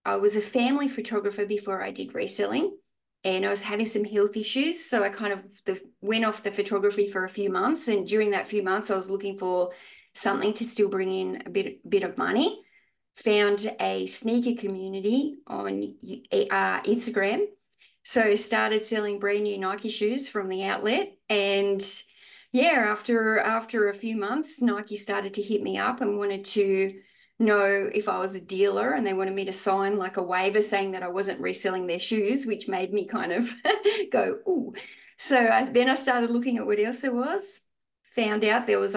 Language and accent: English; Australia; I'm from Australia.